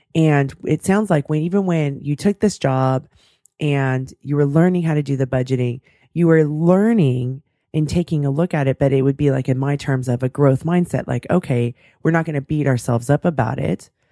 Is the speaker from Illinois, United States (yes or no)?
no; California, United States; I'm born and raised in California